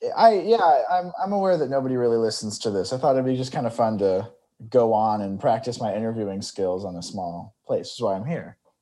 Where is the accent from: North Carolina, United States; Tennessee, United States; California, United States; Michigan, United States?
California, United States; Bakersfield; moved away; I'm from Bakersfield, California